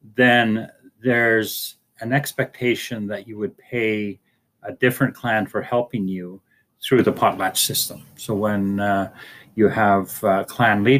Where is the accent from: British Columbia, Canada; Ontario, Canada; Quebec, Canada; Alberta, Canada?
British Columbia, Canada; Fort St. James; I'm from Natgasli